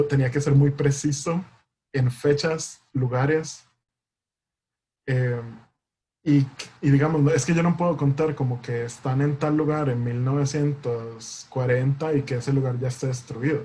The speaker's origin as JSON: {"language": "Spanish", "country": "Costa Rica", "said": "nosotros como costarricenses"}